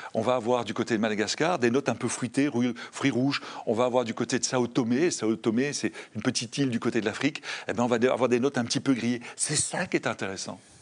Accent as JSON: {"language": "French", "town": "Brussels", "region": "Brussels-Capital Region", "country": "Belgium", "said": "je suis bruxellois dans l'âme, j'adore Bruxelles."}